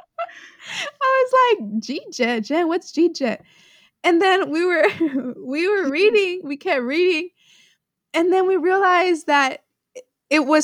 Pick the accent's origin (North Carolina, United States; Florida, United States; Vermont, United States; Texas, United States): Texas, United States; Houston; we live in Houston. Like, we're from Houston.